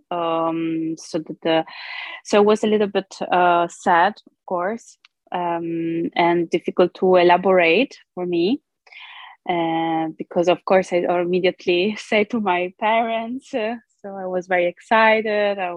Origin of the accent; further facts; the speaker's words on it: Brazil; born there; English is a second language; So, I am um, Italo Brazilian. Um, I was born in Brazil, but um, I was adopted by an Italian family. Uh, so, I always say that I'm genetically Brazilian, but culturally Italian